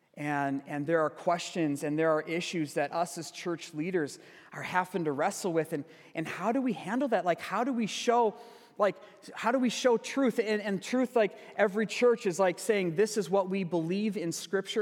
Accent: Sparta, Wisconsin, United States; moved away; my childhood church yesterday, back in my hometown, uh, Sparta, Wisconsin.

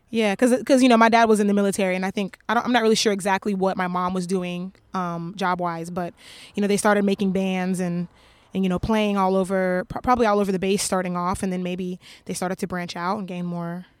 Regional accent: Nashville, Tennessee, United States; also born or lived in Japan; So I tell people I'm from Nashville, but yeah.

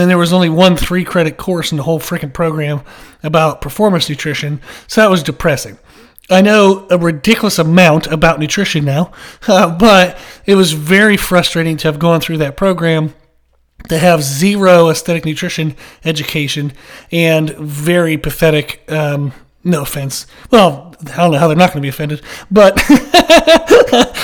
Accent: Pennsylvania, United States; now in South Carolina, United States; I grew up in Pennsylvania, and then I moved down to South Carolina, and that's where I live now

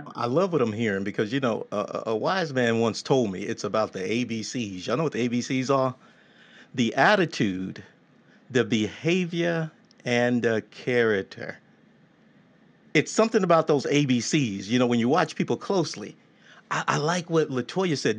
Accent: Texas, United States; growing up in Texas, you know, I was raised by these traditional women

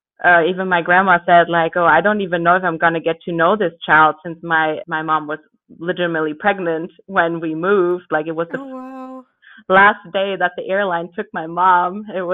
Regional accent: Los Angeles, California, United States; born there; I was born in Los Angeles, California in the U.S. That is because my parents did move a lot before I was even born. They're originally German, but they left Germany almost 30 years ago.

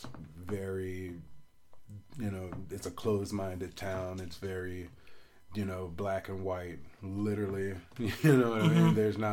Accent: Biloxi, Mississippi, United States; And so, a part of Mississippi, we're from the Gulf Coast. And so, Biloxi is a big, like, casino town.

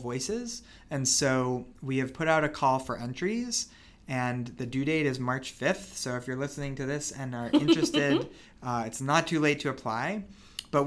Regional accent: Denver, Colorado, United States; I grew up here in Denver. I'm 6th generation Denverite

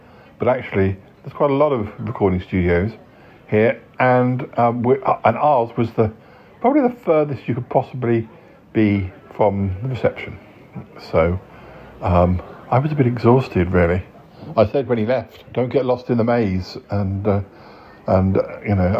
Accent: Salisbury, South West England, United Kingdom; moved away; when I come back to my parents, it's always good to have more friends in my hometown

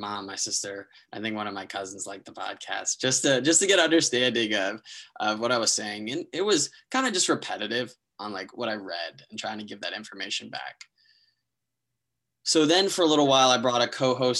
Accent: New Jersey, United States; also born or lived in Maryland; I'm from New Jersey, went to school in Maryland

